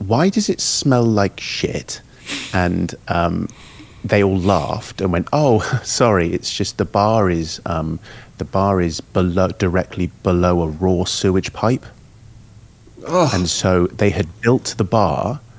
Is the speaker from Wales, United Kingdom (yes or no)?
no; London, United Kingdom; I come from London